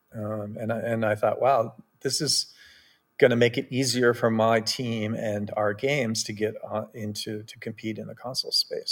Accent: Bellevue, Washington, United States; I grew up in Bellevue, Washington, which is next to Redmond, Washington

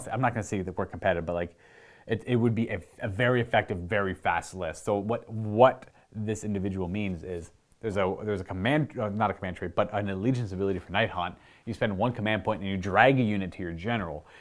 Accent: Canada; Being Canadian

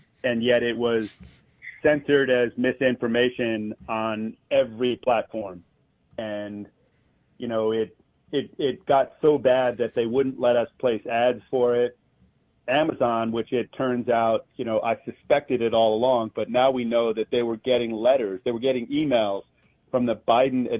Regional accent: New York City, New York, United States; I grew up in New York City.

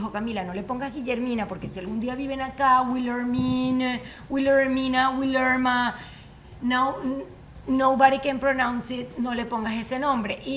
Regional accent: Venezuela; accent: Venezuelan; moved away

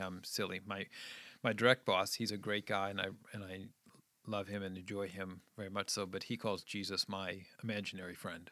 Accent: Scituate, Massachusetts, United States; also born or lived in Midwest; I grew up in New England, just outside of Boston, and, um, I went to a little high school, um, in this little town called Scituate.

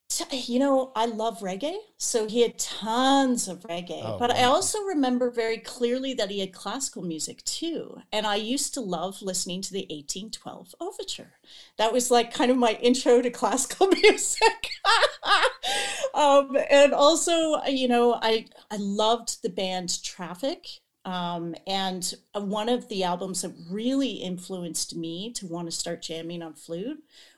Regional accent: Toronto, Ontario, Canada; So I grew up on Toronto Island, which is it's a small group of islands in the harbor of Toronto.

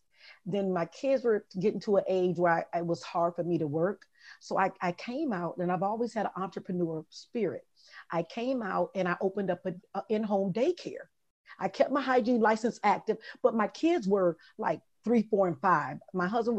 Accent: Detroit, Michigan, United States; moved away as an adult; also born or lived in Jacksonville, Florida; Growing up in Detroit, my mother had a drug addiction and my father was in prison

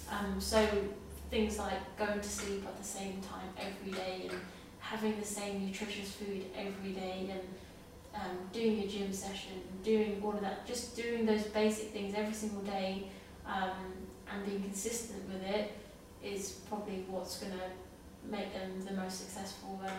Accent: London, United Kingdom; coming back to my hometown

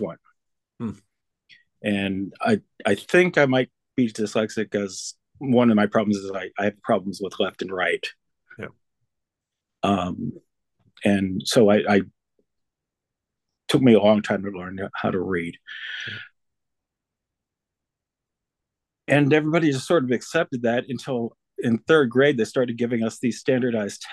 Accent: Bethesda, Maryland, United States; also born or lived in Washington, D.C.; I was born in the Washington, D.C., grew up just outside of Washington, D.C., in Bethesda, Maryland

